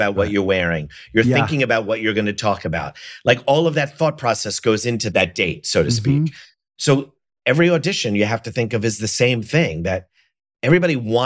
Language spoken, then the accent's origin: English; Elmont, New York, United States; I'm from Elmont, New York, which is like the first town of Nassau County. So I grew up there the whole time until I moved to the city